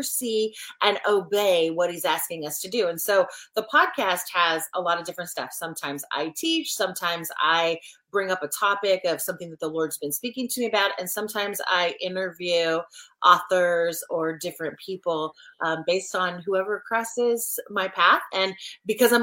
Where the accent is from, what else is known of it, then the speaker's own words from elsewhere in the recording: Oregon, United States; moved away as an adult; also born or lived in Washington State; now in South Carolina, United States; I'm a Pacific Northwest girl, born and raised in Oregon